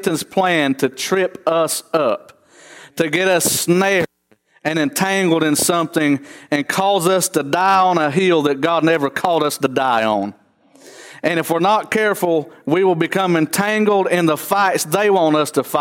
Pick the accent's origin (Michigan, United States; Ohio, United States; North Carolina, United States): North Carolina, United States; Trap Hill; I was raised in Trap Hill, North Carolina